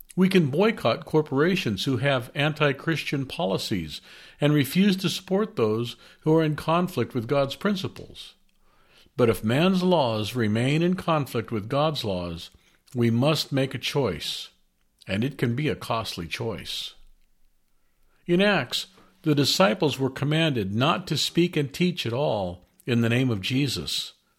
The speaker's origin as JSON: {"language": "English", "country": "United States", "said": "As American citizens"}